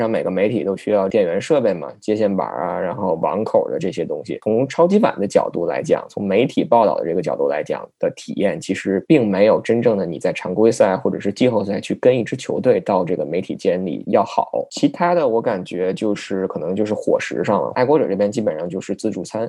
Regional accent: China; 有幸成为了唯一的一个中国的记者去参加了那个新闻发布会

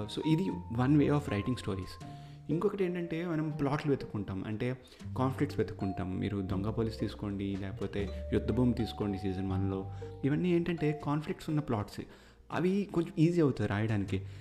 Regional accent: India; moved away as an adult; now in Canada; మేమిద్దరం ఇండియాలో పుట్టి పెరిగాం కాబట్టి అక్కడే మేము ఆ స్కూలింగ్ అంతా అయ్యింది

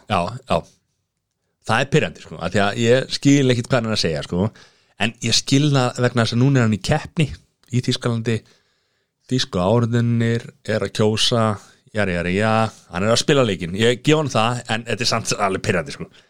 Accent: Grindavík, Southern Peninsula, Iceland; ég er að blá frá Greinvík

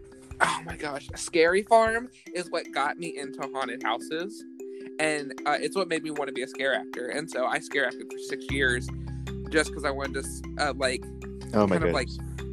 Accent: Kentucky, United States; I grew up in Kentucky

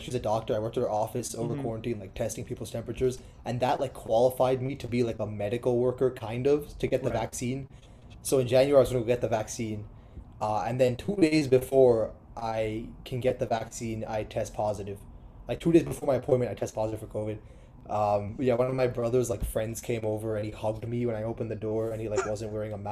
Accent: New Jersey, United States; moved away; also born or lived in Los Angeles; I grew up like in New Jersey.

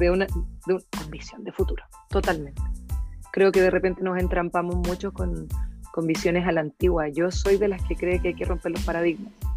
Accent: Puente Alto, Santiago Metropolitan Region, Chile; Yo crecí en San Carlos, en la Leyton

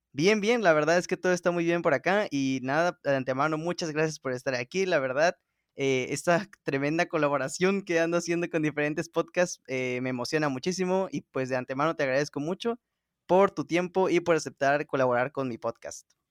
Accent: Veracruz, Mexico; yo que soy de Veracruz

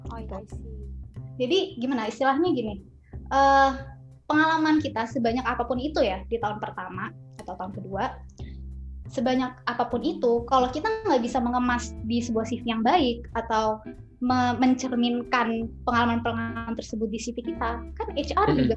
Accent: Boston, Massachusetts, United States; also born or lived in San Antonio; now in Indonesia; di gue lahir di San Antonio di Texas, tapi gue oh. mostly di Boston.

